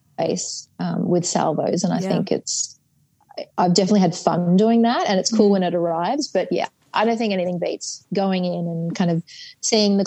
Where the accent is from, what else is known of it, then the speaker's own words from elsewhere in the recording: United Kingdom; I'm British